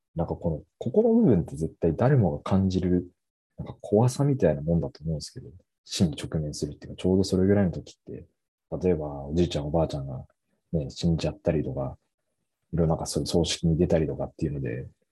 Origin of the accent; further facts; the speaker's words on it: Hokkaido, Japan; ずっと僕は北海道に住んでるんで